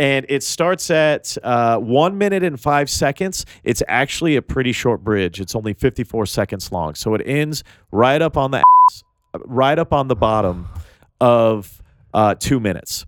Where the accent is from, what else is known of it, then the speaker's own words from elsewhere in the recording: Tennessee, United States; I'm from Tennessee